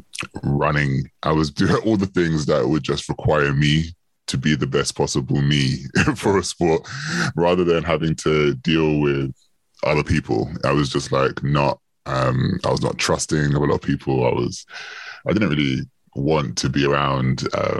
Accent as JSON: {"language": "English", "region": "London", "country": "United Kingdom", "tie": "born or raised there", "said": "I grew up in Northwest London. I still live in Northwest London"}